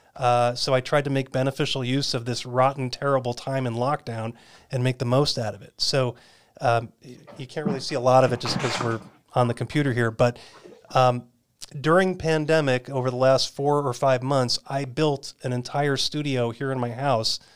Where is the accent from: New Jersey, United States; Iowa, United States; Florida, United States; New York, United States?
New York, United States; just outside New York City, United States; also born or lived in California / North Carolina / Raleigh, North Carolina; now in Arizona, United States; born and raised in New York, just outside of New York City